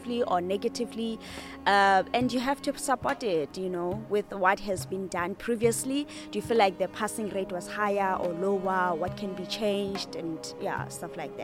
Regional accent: Free State, South Africa; we're from the Free State

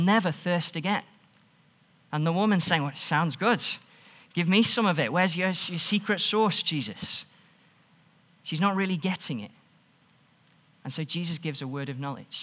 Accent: Stoke-on-Trent, West Midlands, United Kingdom; now in Nottingham, United Kingdom; I'm from Stoke

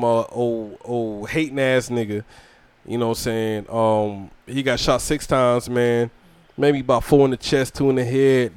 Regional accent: Georgia, United States; also born or lived in South Carolina; now in Fayetteville, United States; I'm from Georgia

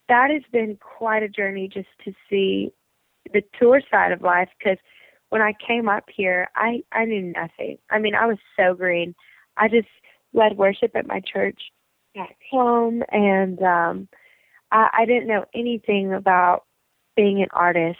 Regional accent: Lafayette, Louisiana, United States; moved away as an adult; also born or lived in Baton Rouge, Louisiana; now in Nashville, United States; I'm from Lafayette, Louisiana, Baton Rouge, Louisiana. So I'm Southern and Cajun

